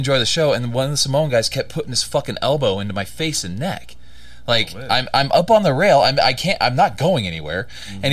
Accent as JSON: {"language": "English", "region": "California", "country": "United States", "moved": "yes", "said": "I'm originally from California"}